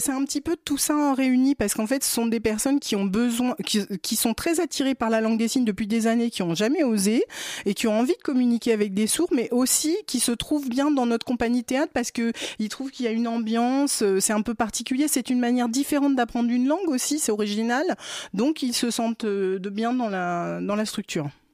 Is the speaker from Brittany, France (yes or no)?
yes; Brittany, France; Je suis bretonne